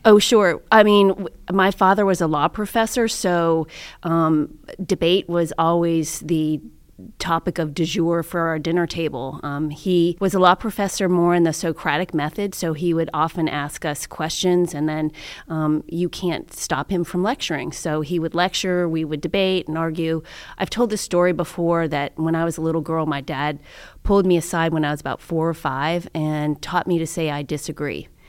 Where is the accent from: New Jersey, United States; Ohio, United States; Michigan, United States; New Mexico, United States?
Ohio, United States; Cincinnati; also born or lived in Canton, Ohio; I was from Cincinnati, Ohio